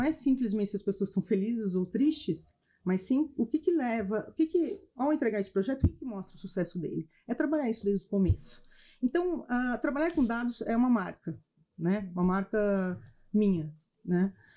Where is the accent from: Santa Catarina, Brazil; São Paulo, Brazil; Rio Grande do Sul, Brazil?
São Paulo, Brazil; Campinas; also born or lived in United States / France; sou campineira, tenho três filhos, tenho três pequenos, faz algum nasci e vivi em Campinas